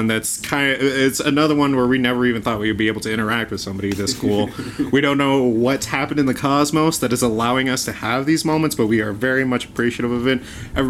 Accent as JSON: {"language": "English", "region": "Colorado", "country": "United States", "tie": "born or raised there", "said": "we grew up here in Colorado."}